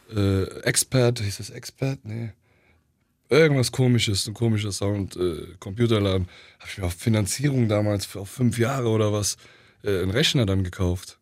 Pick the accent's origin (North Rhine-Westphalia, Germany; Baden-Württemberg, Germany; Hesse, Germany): Hesse, Germany; Oberursel; dort, wo ich war, das war so idyllisch. Mhm. Dort in Oberursel, wo ich war.